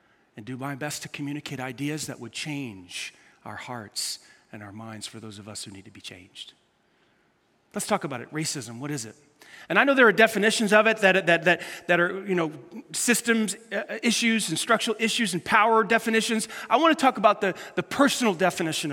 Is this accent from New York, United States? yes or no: yes; New York City, New York, United States; when I grew up in New York City